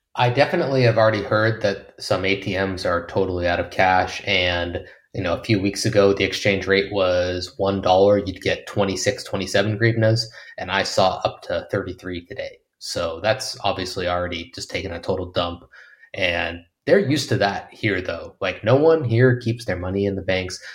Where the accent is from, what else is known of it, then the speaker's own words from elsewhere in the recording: United States; moved away as an adult; as an American